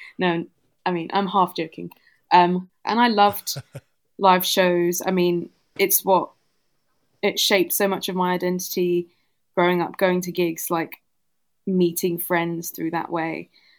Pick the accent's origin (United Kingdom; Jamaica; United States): United Kingdom; Southend-on-Sea, East of England; moved away as an adult; I grew up in Essex in Southend-on-Sea.